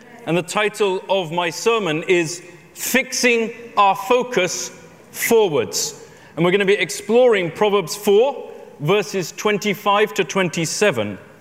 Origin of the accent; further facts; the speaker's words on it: London, United Kingdom; I'm a Londoner